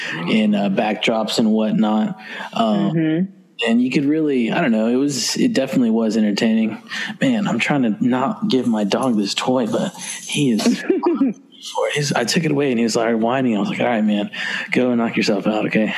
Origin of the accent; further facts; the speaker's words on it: Texas, United States; I'm from Texas